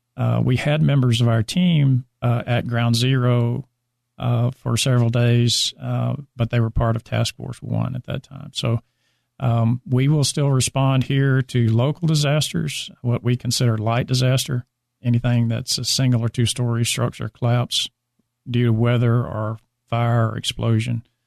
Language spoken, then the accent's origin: English; Alabama, United States; moved away as an adult; now in Dallas, United States; I did become a reserve deputy in my hometown in Alabama as when I became 21